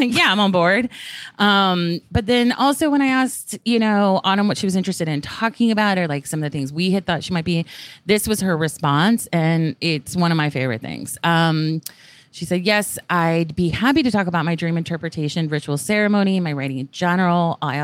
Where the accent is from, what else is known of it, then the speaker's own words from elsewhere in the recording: England, United Kingdom; moved away; also born or lived in the South (US); where we grew up in England